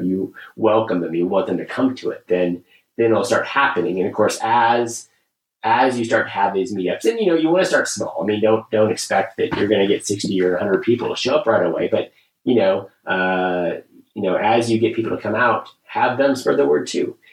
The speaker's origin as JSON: {"language": "English", "region": "Kansas", "country": "United States", "tie": "born or raised there", "said": "I grew up in Kansas"}